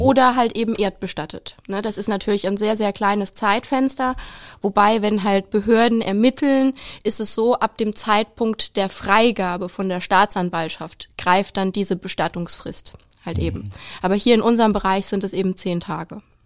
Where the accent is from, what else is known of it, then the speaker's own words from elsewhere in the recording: Saarland, Germany; ich komme aus dem schönen kleinen Saarland